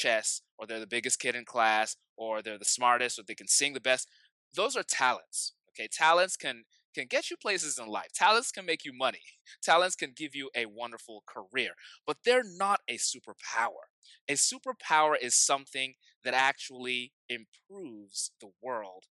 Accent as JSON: {"language": "English", "country": "Nigeria", "tie": "born or raised there", "said": "I grew up in Nigeria"}